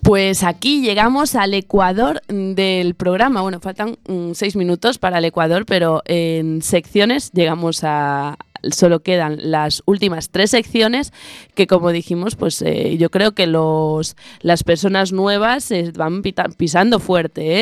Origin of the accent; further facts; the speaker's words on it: Vigo, Galicia, Spain; somos los dos de Vigo